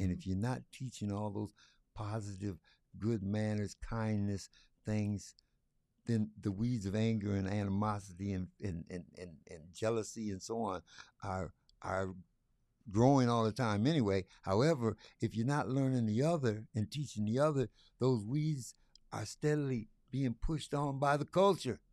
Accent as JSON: {"language": "English", "town": "Lansing", "region": "Michigan", "country": "United States", "tie": "born or raised there", "also_born_or_lived": "Detroit area", "said": "I was born and raised right here in Lansing, Michigan"}